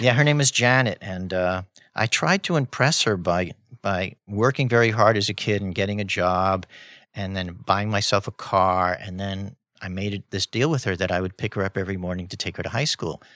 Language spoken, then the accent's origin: English; New York City, New York, United States; I grew up in Spanish Harlem